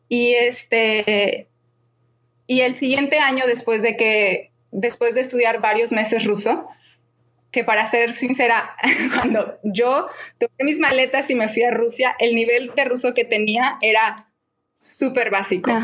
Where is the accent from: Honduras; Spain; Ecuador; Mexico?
Mexico; Guadalajara, Jalisco; moved away as an adult; also born or lived in Prague, Czech Republic; now in Moscow, Russia; soy de Guadalajara y actualmente vivo en Moscú